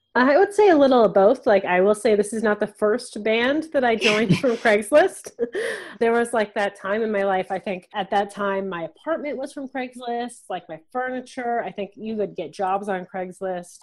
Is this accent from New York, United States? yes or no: no; Wisconsin, United States; now in Canada; I mostly played classical music growing up, but I'm from Wisconsin